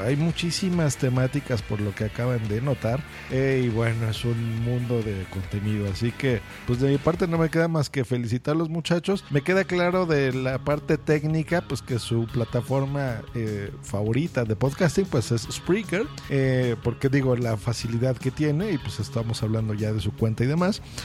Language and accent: Spanish; Mexico; yo también soy de México